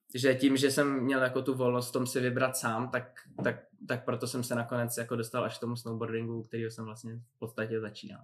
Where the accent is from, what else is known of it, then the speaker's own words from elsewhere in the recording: Špindlerův Mlýn, Hradec Králové Region, Czechia; jsem vyrůstal ve Špindlu